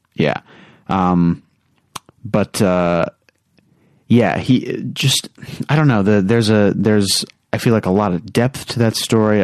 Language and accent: English; United States; as an American